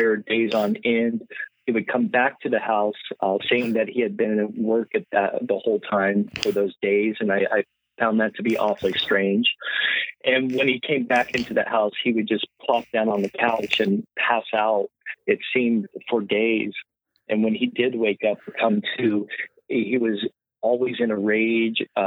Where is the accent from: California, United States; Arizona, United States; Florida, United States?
California, United States; San Francisco Bay Area, Northern; I was raised in Northern California in the San Francisco Bay Area.